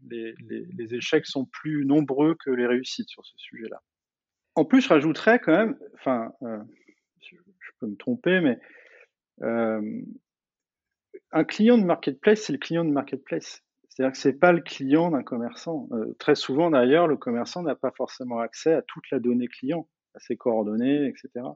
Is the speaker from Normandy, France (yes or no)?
yes; Normandy, France; je suis normand.